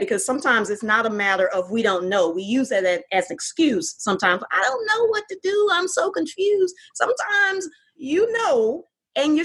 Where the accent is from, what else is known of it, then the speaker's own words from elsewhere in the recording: Fort Worth, Texas, United States; moved away as an adult; now in Houston, United States; my hometown of Fort Worth